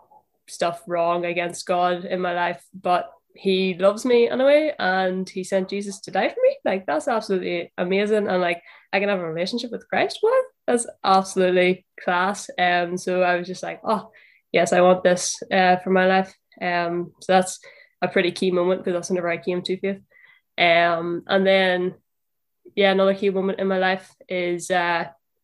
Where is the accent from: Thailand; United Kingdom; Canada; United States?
United Kingdom; Northern Ireland; accent: Northern Irish; moved away as an adult; now in Liverpool, United Kingdom; From the accent, you can tell I'm from Northern Ireland.